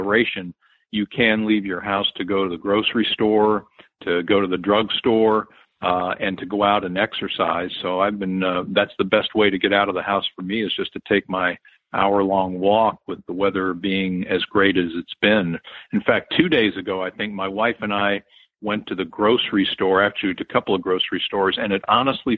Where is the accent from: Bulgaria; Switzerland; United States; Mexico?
United States; D.C., Northern Virginia suburbs of Washington; I grew up in the Northern Virginia suburbs of Washington, D.C.